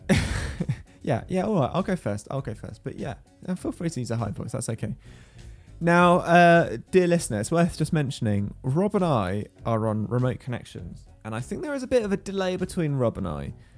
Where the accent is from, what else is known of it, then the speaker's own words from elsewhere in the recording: United Kingdom; I'm British